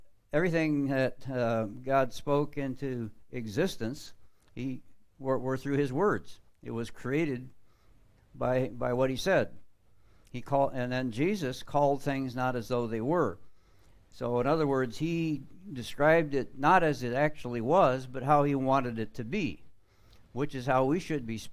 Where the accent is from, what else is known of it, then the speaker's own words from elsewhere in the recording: Florida, United States; I'm from Florida.